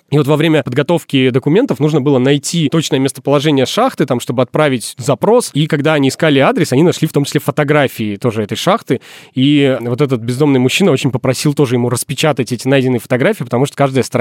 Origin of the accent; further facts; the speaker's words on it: Izhevsk, Udmurtia, Russia; Да хуй вы, я из Ижевска.